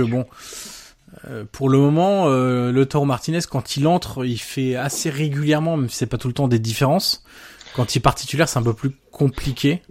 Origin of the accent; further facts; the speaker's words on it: France; vu qu'on est français.